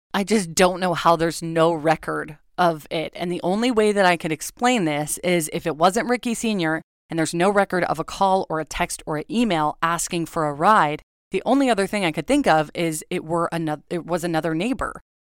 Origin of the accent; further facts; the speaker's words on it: Agoura, California, United States; I'm from Agora